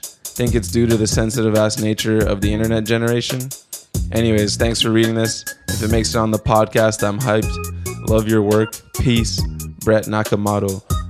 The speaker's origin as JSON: {"language": "English", "town": "Whitby", "region": "Ontario", "country": "Canada", "said": "So I'm around the same age as you guys, maybe a year or two older, and I'm a skater from Whitby, Ontario."}